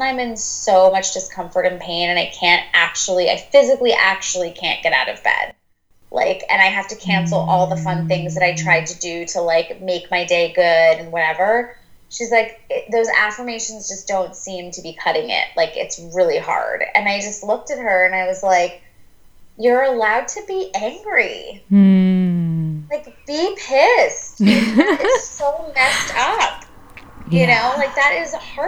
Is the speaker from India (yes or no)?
no; New York, United States; I'm a New Yorker